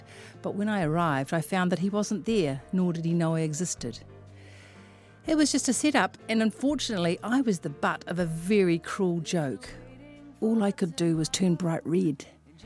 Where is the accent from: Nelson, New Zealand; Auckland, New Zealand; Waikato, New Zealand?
Auckland, New Zealand; I am from West Auckland, after all.